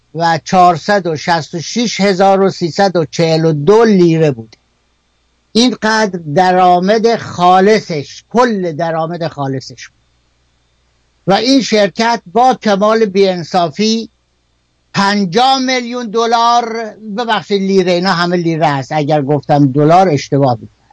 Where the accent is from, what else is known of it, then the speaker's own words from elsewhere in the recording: Kerman, Kerman Province, Iran; در شهر خودمون در کرمان